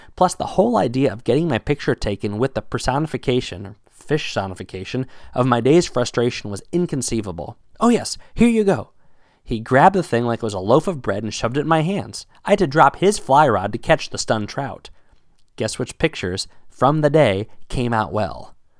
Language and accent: English; United States; accent: American; my American accent